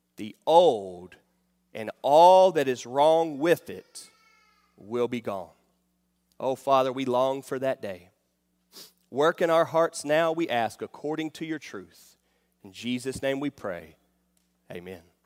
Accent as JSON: {"language": "English", "town": "Charlotte", "region": "North Carolina", "country": "United States", "tie": "born or raised there", "said": "I grew up in Charlotte, North Carolina"}